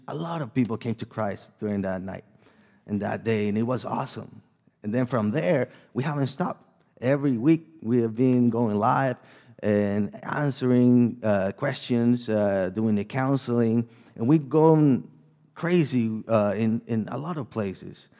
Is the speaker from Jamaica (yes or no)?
no; El Salvador; English is a second language; moved away; I'm from El Salvador. So if you might hear a little bit of my accent and a little bit of, uh, struggles with my second language in here